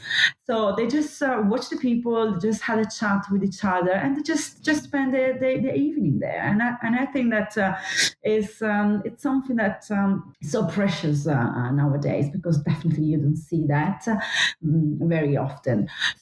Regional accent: Sant'Antioco, Sardinia, Italy; English is a second language; now in London, United Kingdom; I was born and grew up in the west side of Sardinia, in an island called Sant'Antioco Island

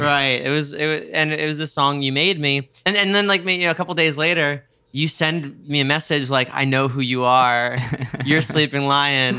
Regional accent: New York, United States; I'm a New Yorker

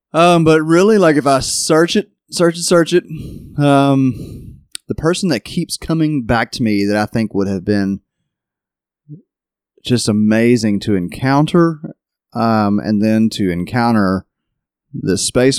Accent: Kentucky, United States; growing up in Kentucky.

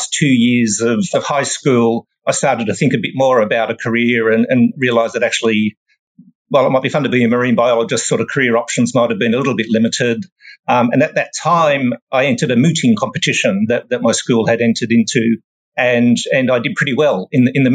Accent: Sydney, New South Wales, Australia; moved away as an adult; now in United Kingdom; I was born and raised in Sydney, Australia. Sydney's my hometown

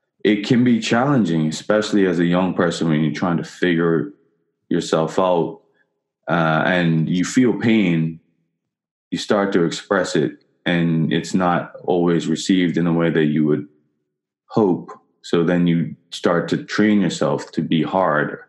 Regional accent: Bermuda; moved away; I grew up in Bermuda, so completely different country and culture.

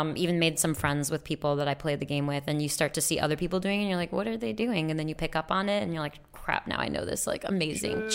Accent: New York, United States; moved away; I could say that I'm from New York

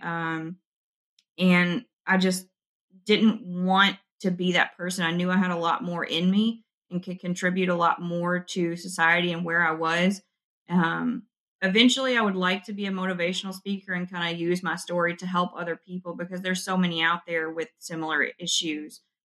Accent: West Kentucky, United States; I'm from West Kentucky where we have the lakes, and every winter it was kind of the the seniors' thing to go jump in the ice water

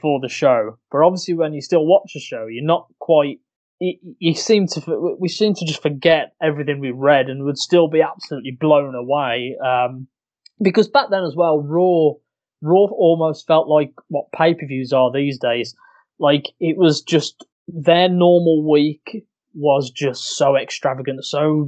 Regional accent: Walsall, West Midlands, United Kingdom; I'm originally from Walsall, which is a place near Birmingham. You can probably tell by the horrific infliction

